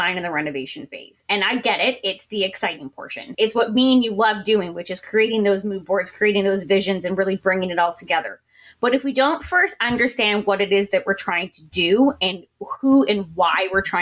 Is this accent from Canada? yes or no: yes; Canada; I'm from Canada, but you know, North America as well